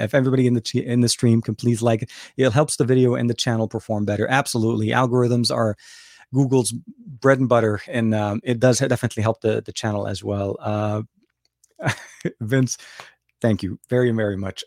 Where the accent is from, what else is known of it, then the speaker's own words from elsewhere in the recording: Lebanon; English is a second language; now in United States; born and raised in Lebanon, speak Arabic, uh, and, uh, been living here for, uh, a long, long time